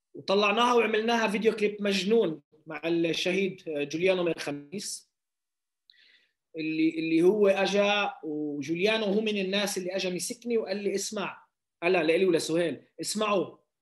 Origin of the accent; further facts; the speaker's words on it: Palestine; now in Lod, Israel; اني فلسطيني